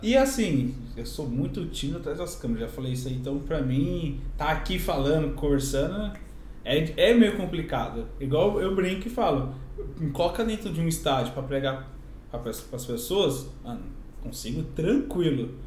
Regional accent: São Paulo, Brazil; moved away as an adult; now in Buenos Aires, Argentina; vim de São Paulo, Zona Leste, de São Paulo

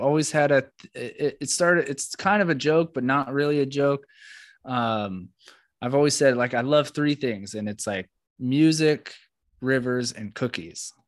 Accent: East Coast, United States; also born or lived in New York City / Florida; I come from the East Coast, flat, or, or New York City, Florida or New York

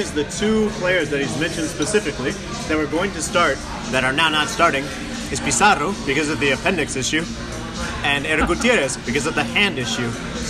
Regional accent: United States; being the American

